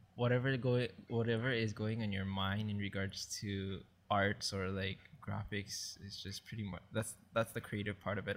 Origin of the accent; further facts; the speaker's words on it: Maui, Hawaii, United States; moved away as an adult; now in Oahu, United States; I grew up in Maui, and I moved here in the island of Oahu, like, way back when in two thousand five after I graduated high school